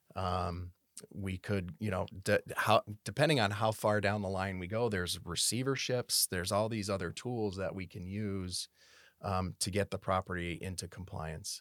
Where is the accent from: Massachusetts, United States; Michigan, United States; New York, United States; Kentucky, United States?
Massachusetts, United States; South Hadley; moved away as an adult; also born or lived in Connecticut / Tampa, Florida; now in Rancho Cordova, United States; I was born in South Hadley, Massachusetts. Um, I grew up in South Hadley, Massachusetts, went, went, uh, all the way through high school.